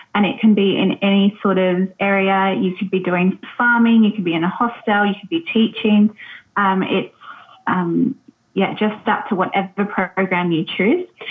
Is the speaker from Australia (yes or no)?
yes; Australia; moved away as an adult; also born or lived in New Zealand; now in Chefchaouen, Morocco; I'm definitely not Moroccan um, as you can probably tell by my accent. So um, I'm Australian